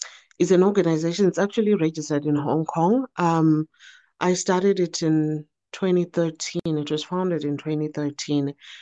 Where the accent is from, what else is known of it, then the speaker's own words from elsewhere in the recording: Zimbabwe; moved away as an adult; now in China; I'm from Zimbabwe. I'm proudly Zimbabwean. And I'm a mother of two.